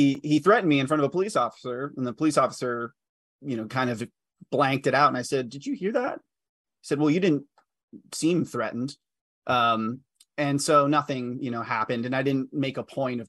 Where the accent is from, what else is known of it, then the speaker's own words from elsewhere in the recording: Grapevine, Texas, United States; my hometown public school board, Grapevine Colleyville